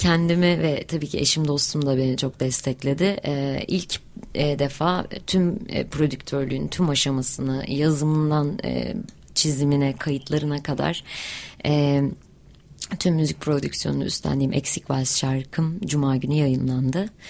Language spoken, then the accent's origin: Turkish; Hatay, Turkey